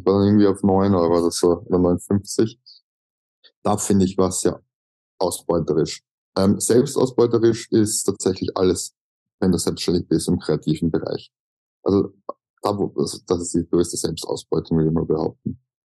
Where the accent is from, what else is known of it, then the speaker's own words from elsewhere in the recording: Austria; accent: Austrian German; Als Österreicher